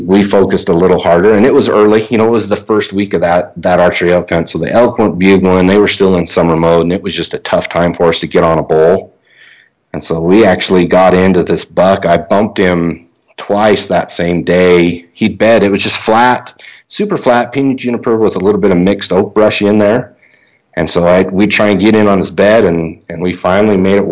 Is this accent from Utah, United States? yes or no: yes; Utah, United States; I spent most of my hunting season in my home state of Utah. I drew a limited entry archery elk tag last year in an area that I grew up in the central part of the state